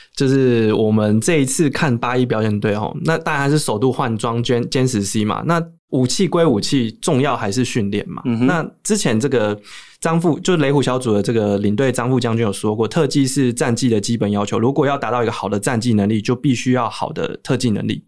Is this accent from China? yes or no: no; Taiwan; 我们台湾来的